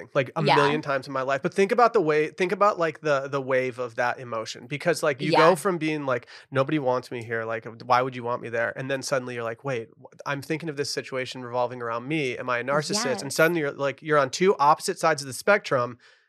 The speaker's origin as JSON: {"language": "English", "region": "Michigan", "country": "United States", "lives_now": "Texas, United States", "said": "I moved down here from Michigan, from the Midwest to be a snarky Midwest hater down in Texas."}